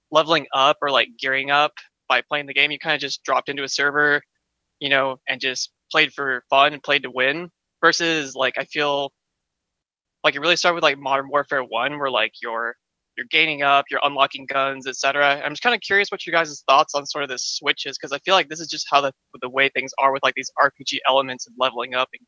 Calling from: Houston, Texas, United States; Hi, this is uh … from Houston.

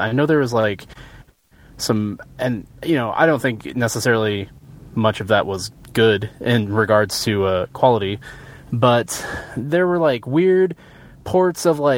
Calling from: Joplin, Missouri, United States; Hey, it is … from Joplin, Missouri.

